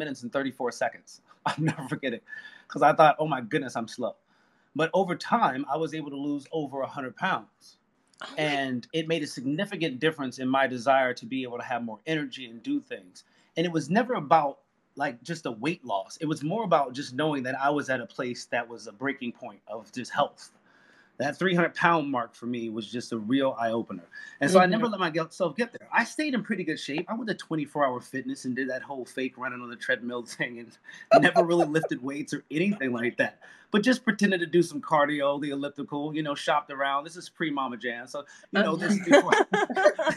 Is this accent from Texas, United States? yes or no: no; New York City, New York, United States; I grew up in New York City in the Bronx.